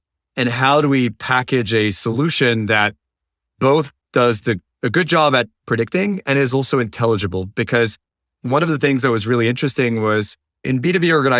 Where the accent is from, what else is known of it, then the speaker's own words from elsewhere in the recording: France; moved away as an adult; now in United States; And fortunately enough, I was able to find a job in the US because I come originally from France.